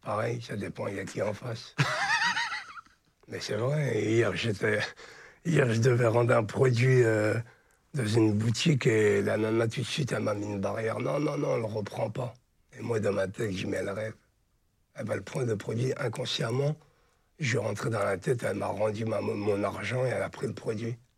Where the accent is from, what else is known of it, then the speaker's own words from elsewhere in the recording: Charleville-Mézières, Grand Est, France; moved away as an adult; now in Paris, France; Je suis des Ardennes de Charleville-Mézières. J'ai passé jusqu'à mon bac scientifique.